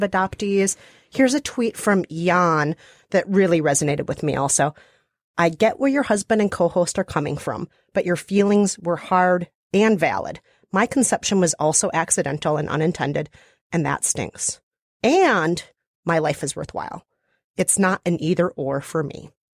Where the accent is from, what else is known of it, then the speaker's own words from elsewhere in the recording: Minnesota, United States; accent: Minnesota; my beautiful Minnesota accent